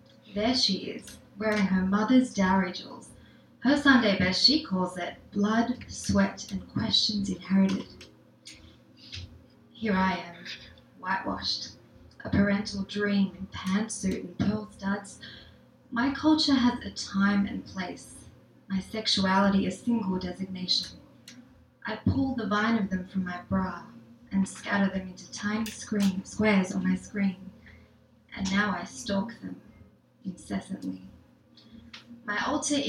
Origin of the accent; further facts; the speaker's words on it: Australia; now in New York, United States; the first generation experience as an Indian Australian.